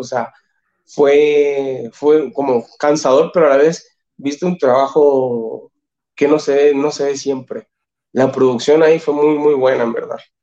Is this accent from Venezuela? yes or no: no; Chile; moved away as an adult; now in Mexico; como chilenos siempre estamos acostumbrados a trabajar